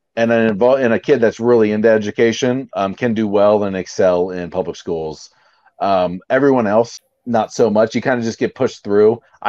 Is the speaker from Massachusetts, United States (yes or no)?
no; Baltimore, Maryland, United States; born there; now in St. Augustine, United States; But we like I'm in St. Augustine, so we don't have one in our region. But yeah, I was born in Baltimore, so Orioles.